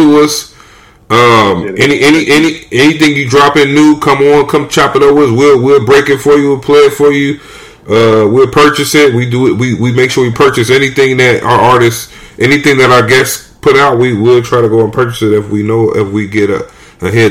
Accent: California, United States; moved away as an adult; also born or lived in Los Angeles; now in Brooklyn, United States; I grew up in California

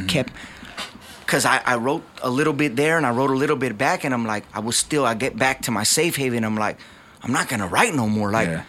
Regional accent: Covina, California, United States; My entire life, I grew up in Covina.

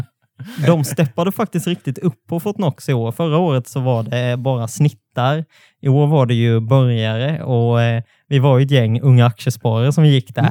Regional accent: near Alvesta, Småland, Kronoberg County, Sweden; Det är ju bara ett stenkast från där jag är uppvuxen

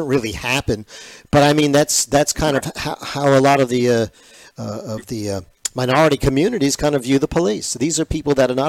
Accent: New York City, New York, United States; growing up in Brooklyn, New York

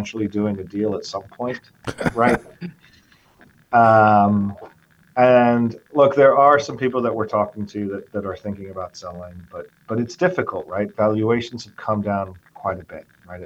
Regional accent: England, United Kingdom; moved away as an adult; also born or lived in Venezuela / Washington, D.C., United States / New York, United States; now in Arizona, United States; So I'm half English, half Venezuelan. My parents cut a deal very early on where they would spend 10 years in Venezuela and then 10 years in England. The second 10 years were in England

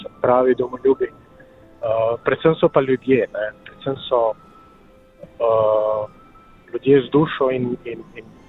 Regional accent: Slovenia; moji starši so rojeni v Srbiji, okay. rojen v Sloveniji

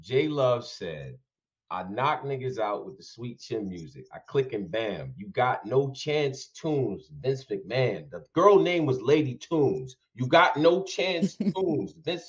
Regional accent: upstate New York, United States; I'm from upstate New York

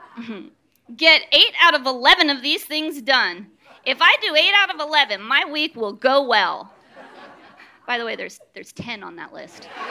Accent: Danville, California, United States; I'm from Danville in Northern California, and I grew up uh, in a fairly strict Catholic home

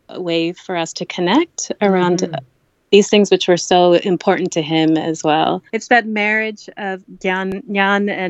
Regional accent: Kerala, India; Uh, I, growing up in Kerala

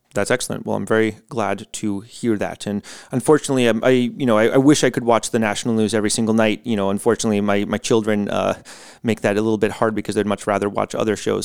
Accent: United States; born or raised there; moved away

